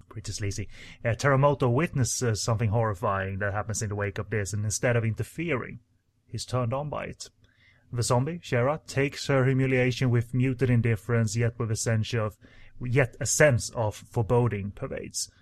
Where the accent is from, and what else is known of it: Sweden; English is a second language